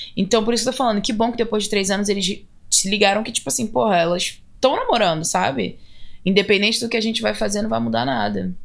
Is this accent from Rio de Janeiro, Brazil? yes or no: yes; Belford Roxo, Rio de Janeiro, Brazil; moved away as an adult; also born or lived in Seattle; now in United States; eu sou do Rio. Né? Eu poderia botar Belfort Roxo